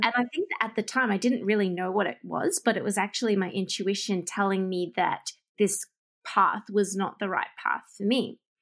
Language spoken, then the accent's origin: English; Melbourne, Victoria, Australia; moved away as an adult; now in Japan; leave my hometown, which is Melbourne, and move all the way across the world to Japan